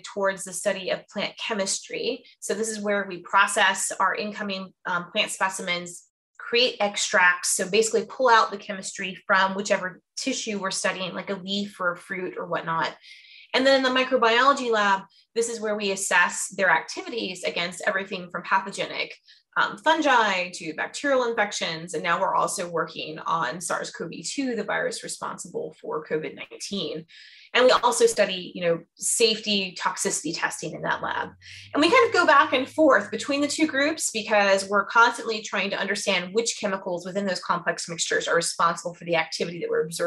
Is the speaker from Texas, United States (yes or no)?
no; Fort Myers area, Southwest Florida near Sarasota, United States; now in Georgia, United States; I'm from Southwest Florida near Sarasota, Fort Myers area.